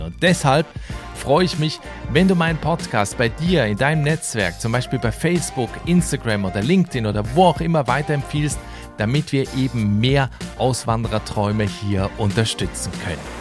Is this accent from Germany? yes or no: no; Switzerland; aus meinem Heimatland, aus der Schweiz